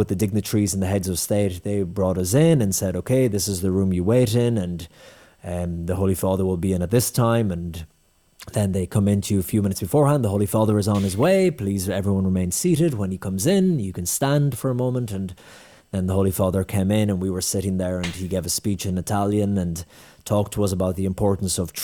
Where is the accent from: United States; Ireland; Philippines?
Ireland; I'm from Ireland.